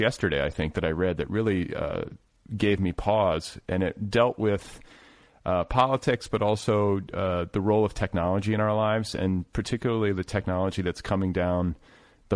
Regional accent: Midwest, United States; now in Los Angeles, United States; I'm from the Midwest and my parents are from the South

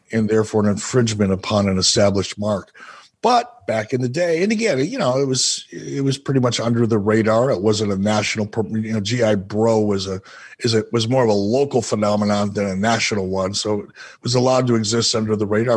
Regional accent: Minnesota, United States; as a kid growing up in Minnesota

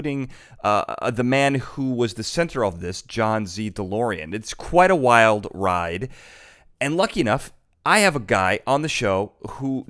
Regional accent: United States; I'm an American

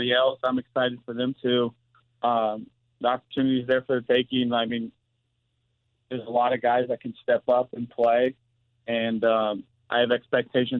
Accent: Missouri, United States; play in my home state

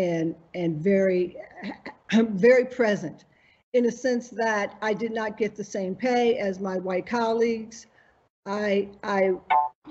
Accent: Buffalo, New York, United States; watching this on a Black and white television in Buffalo, New York.

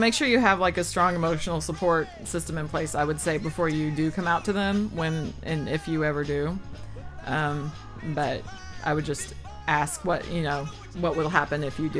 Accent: the South, United States; accent: southern; moved away; the part of the South I'm from, we didn't do soft R's all the time.

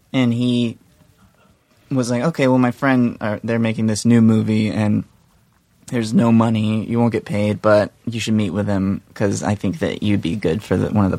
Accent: the South, United States; now in Venice, United States; I live in Venice, and I hear you live in Venice, and I'm from the South, and I know you're from the South

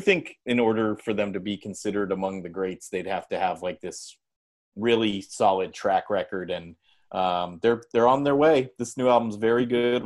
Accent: San Jose, California, United States; we're from San Jose, and I think we grew up in a very similar way of what you're describing

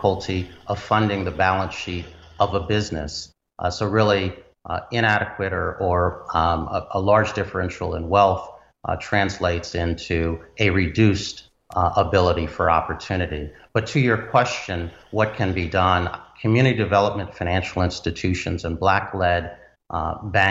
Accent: Washington, District of Columbia, United States; my hometown of Washington, D.C.

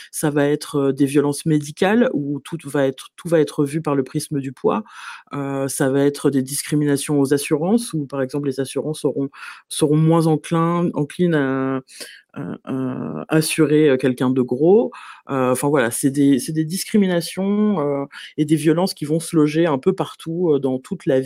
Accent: Paris, Île-de-France, France; je suis parisienne

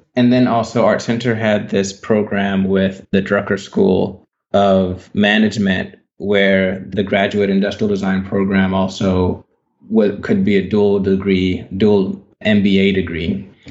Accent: Baton Rouge, Louisiana, United States; I was born in Baton Rouge, Louisiana. So, I grew up in Louisiana. And yeah, I spent most of my time, my childhood in Louisiana

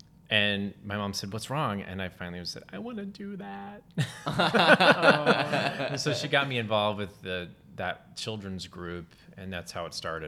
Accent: Texas, United States; And then I grew up in Texas

